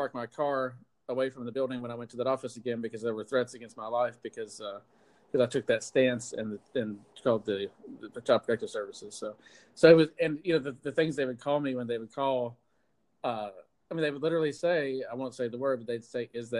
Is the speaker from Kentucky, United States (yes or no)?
yes; Pikeville, Kentucky, United States; moved away as an adult; also born or lived in Detroit, Michigan / West Virginia; now in Atlanta, United States; I spent my formative years there. I was born in Detroit and lived in the suburbs until I was 8. And then my parents were both from Pikeville, the Pikeville area, and moved us back there. So I spent my high school and college years there.